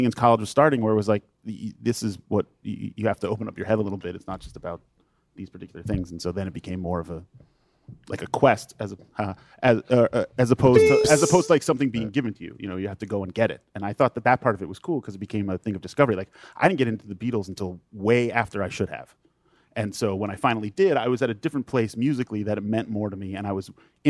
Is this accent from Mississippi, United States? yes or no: no; Long Island, New York, United States; the very white suburban neighborhood I grew up on Long Island.